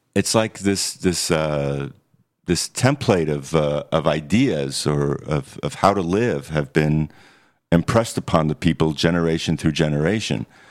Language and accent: English; New York City, New York, United States; I'm from New York City